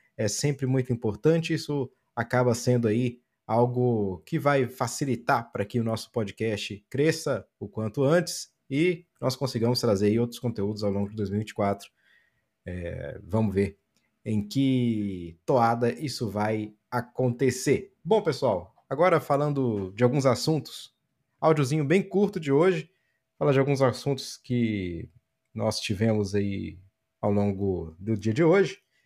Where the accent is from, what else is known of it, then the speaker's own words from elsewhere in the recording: Minas Gerais, Brazil; Eu sou de Minas, eu sou mineiro, nasci em Minas, fui criado em Minas, sou cruzeiro